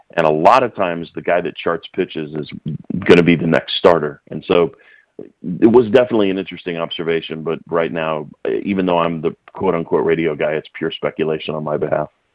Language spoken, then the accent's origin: English; Fort Collins, Colorado, United States; in my home arena, in my hometown, Fort Collins, Colorado